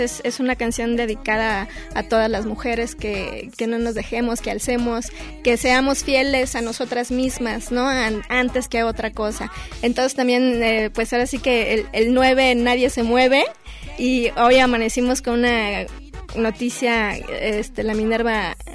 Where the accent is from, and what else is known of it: Mexico